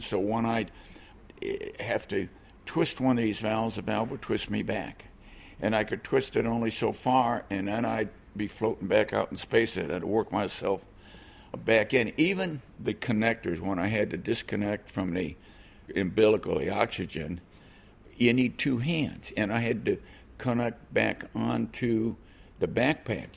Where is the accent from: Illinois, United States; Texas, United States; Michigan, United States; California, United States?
Illinois, United States; Chicago; I grew up in Chicago